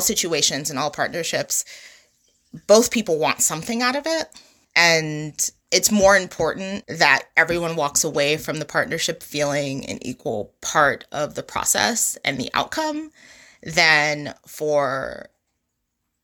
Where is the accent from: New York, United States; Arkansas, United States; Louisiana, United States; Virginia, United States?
New York, United States; New York City; moved away; I grew up in Brooklyn, and Brooklyn looks entirely different from when I lived there and grew up there